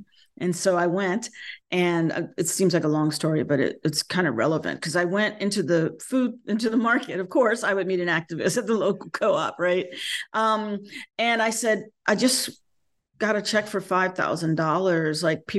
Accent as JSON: {"language": "English", "region": "North Carolina", "country": "United States", "tie": "born or raised there", "said": "So I've been born and bred in North Carolina."}